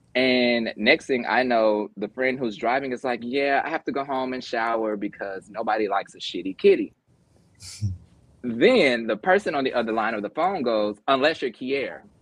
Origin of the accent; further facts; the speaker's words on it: Memphis, Tennessee, United States; also born or lived in Mississippi; I'm from the South, so it's a very different threshold from Memphis by way of Mississippi